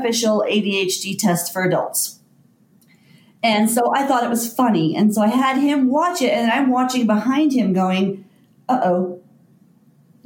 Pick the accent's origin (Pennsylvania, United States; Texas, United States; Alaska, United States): Texas, United States; North; moved away as an adult; also born or lived in Colorado; now in Ault, United States; I'm actually from North Texas